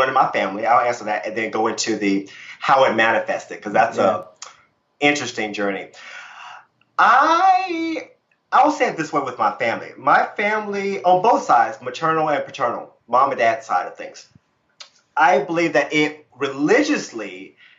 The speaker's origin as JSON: {"language": "English", "region": "Virginia", "country": "United States", "tie": "born or raised there", "said": "I grew up Christian in Virginia"}